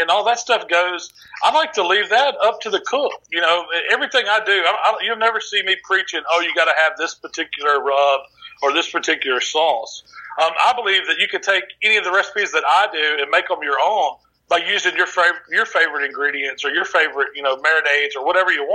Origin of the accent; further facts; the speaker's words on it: the South, Mississippi, United States; we're from the South, and our families, both of our families are, you know, centric around the kitchen